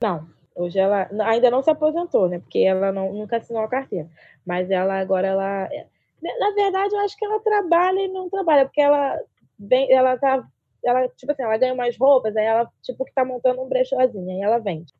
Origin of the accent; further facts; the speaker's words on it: Rio de Janeiro, Brazil; no Rio de Janeiro